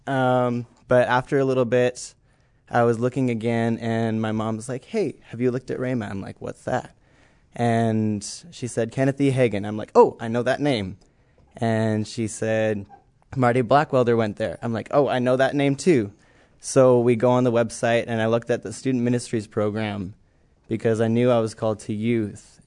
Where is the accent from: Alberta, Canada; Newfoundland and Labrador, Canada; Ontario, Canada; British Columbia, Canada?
Alberta, Canada; Cold Lake; moved away as an adult; I'm from Cold Lake, Alberta, Canada